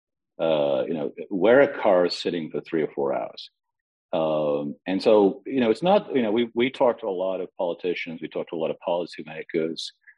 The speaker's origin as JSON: {"language": "English", "region": "London", "country": "United Kingdom", "tie": "born or raised there", "said": "London did, my hometown"}